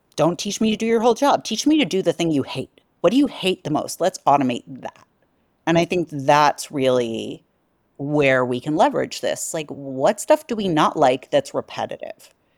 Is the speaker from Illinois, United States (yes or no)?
no; New York, United States; being a New Yorker.